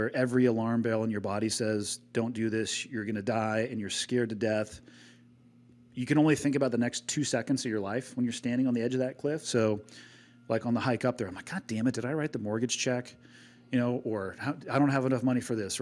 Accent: Santa Cruz, California, United States; also born or lived in San Diego; now in Montana, United States; growing up in Santa Cruz

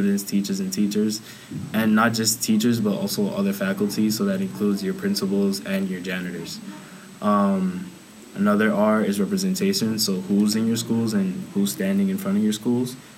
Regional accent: New York City, New York, United States; I'm from Queens, Corona, Queens. My family's Dominican, so Dominican-American activist

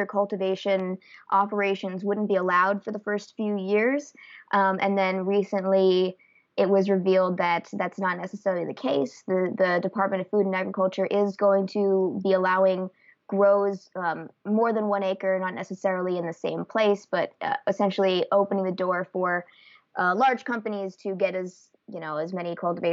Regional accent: East Coast, United States; also born or lived in Santa Rosa, California; now in California, United States; I'm originally from the East Coast, but I've lived in California for the past few years

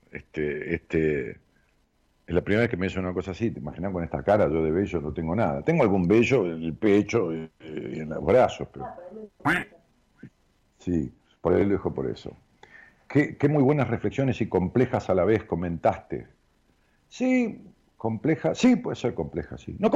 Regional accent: Ramos Mejía, Buenos Aires Province, Argentina; Eh, en mi pueblo, allá en Ramos Mejía, o, en, las, en las localidades linderas, en Aedo, si vas a la estación de Ramos Mejía

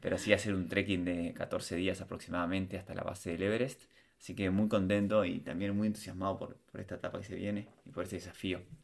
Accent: Montevideo, Uruguay; moved away as an adult; Yo nací en Uruguay, me en Montevideo

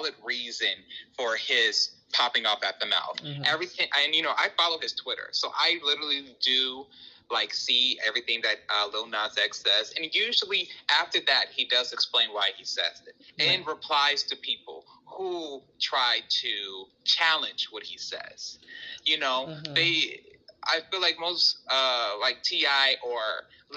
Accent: Chicago, Illinois, United States; I am born and raised in Chicago

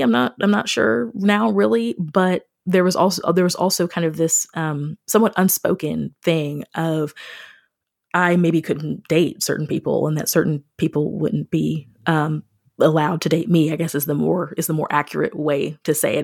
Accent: Missouri, United States; moved away as an adult; also born or lived in Springfield, Missouri / Fredericksburg, Virginia; I grew up outside of Kansas City

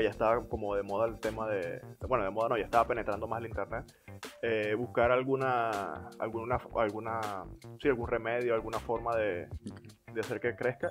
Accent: Coro, Falcón, Venezuela; moved away; Y yo de coro.

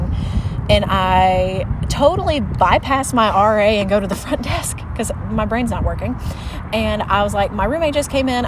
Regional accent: the South, United States; raised in the South

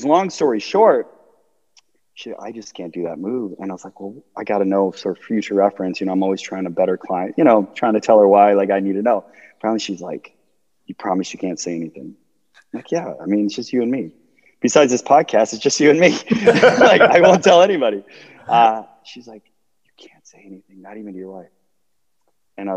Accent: Chicago, Illinois, United States; I'm from Chicago, Illinois, the suburbs of Southside

